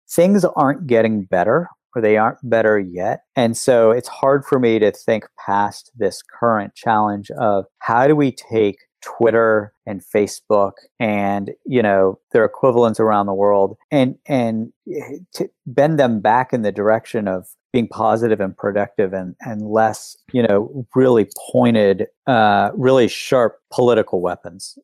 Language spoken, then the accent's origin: English; West Virginia, United States; when I was growing up in West Virginia